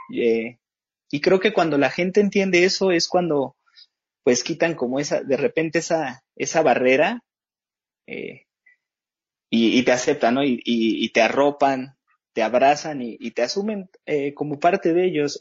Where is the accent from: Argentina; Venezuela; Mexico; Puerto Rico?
Mexico; State of Mexico; yo no soy propiamente de la ciudad, yo soy del Estado de México